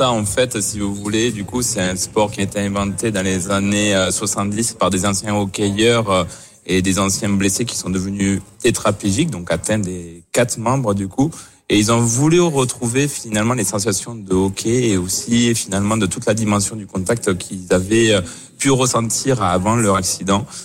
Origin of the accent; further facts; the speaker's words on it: France; avec nos valeurs propres en, en tant que Français et on sait se révolter